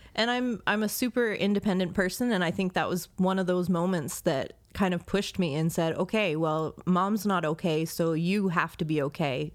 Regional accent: Baltimore, Maryland, United States; I grew up in Baltimore, Maryland.

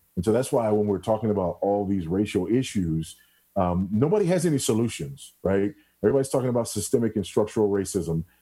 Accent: Los Angeles, California, United States; also born or lived in Houston, Texas; now in Zambia; I'm just a kid from South Central LA, you know. I was born and raised in South Central for the most part

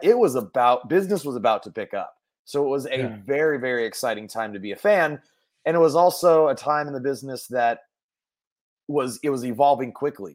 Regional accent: Mill Valley, California, United States; I grew up in Mill Valley, California, which is about a 10 minute drive north of San Francisco

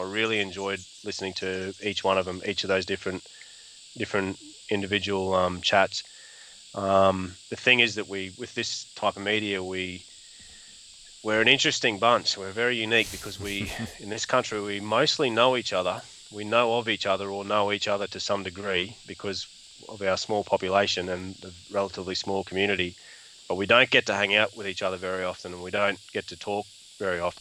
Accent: Australia; We are Australian bow hunters

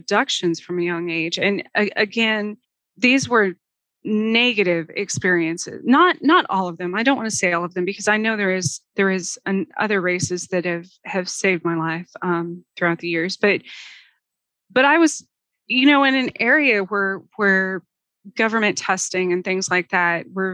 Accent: Gila wilderness, southwestern New Mexico, United States; also born or lived in Roswell, New Mexico; now in Kansas, United States; I was born outside of Roswell, but then we moved to the southwestern corner. I was in the middle of the Gila wilderness for most of the younger part of my childhood.

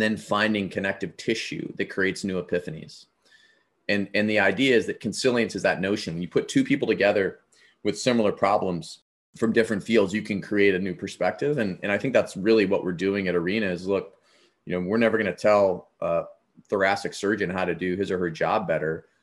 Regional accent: Avon Lake, Ohio, United States; My hometown was on Lake Erie. Avon Lake, Ohio

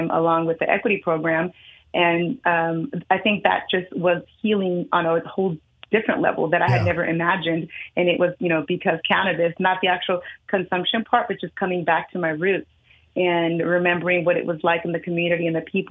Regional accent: Oakland, California, United States; I was born and raised in Oakland, California

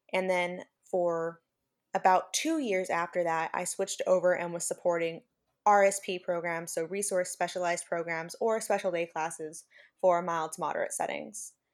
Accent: Central Valley, California, United States; now in Salinas, United States; I'm not originally from this area. I'm from the Central Valley in California

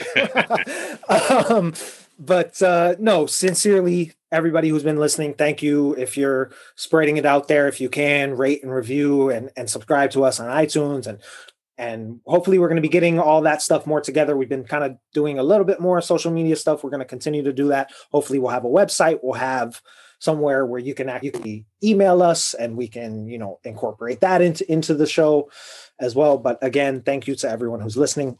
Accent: Chicago, Illinois, United States; I'm from Chicago and I grew up really close to Wrigley Field

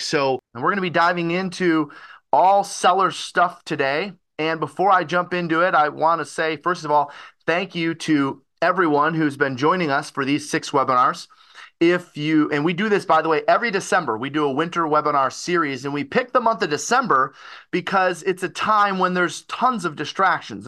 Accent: Detroit, Michigan, United States; I'm from Detroit, Michigan.

